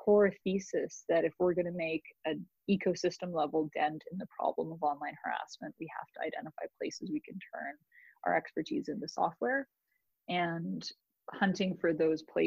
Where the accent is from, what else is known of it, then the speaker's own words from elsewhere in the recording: Canada; now in United States; as a Canadian